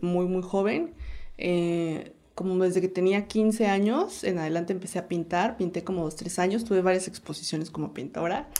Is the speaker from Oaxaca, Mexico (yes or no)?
yes; Oaxaca de Juárez, Oaxaca, Mexico; also born or lived in Guanajuato; soy originaria de Oaxaca, Oaxaca